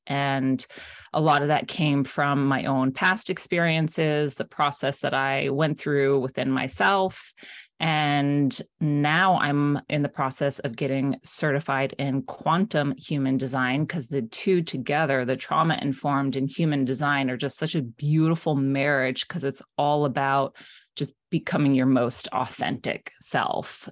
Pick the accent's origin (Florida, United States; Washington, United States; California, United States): Florida, United States; South; now in Maine, United States; I live in Maine now. I'm originally from South Florida